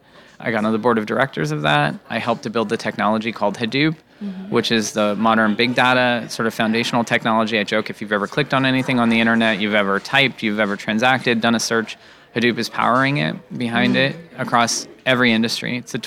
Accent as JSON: {"language": "English", "town": "Santa Clarita", "region": "California", "country": "United States", "tie": "born or raised there", "said": "when I was growing up in Santa Clarita in a trailer, I didn't have much to do and we was far away from my friends."}